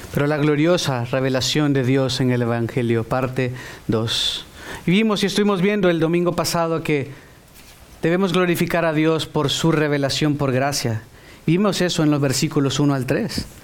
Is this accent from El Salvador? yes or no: yes; El Salvador; Yo soy salvadoreño y soy, seré siempre salvadoreño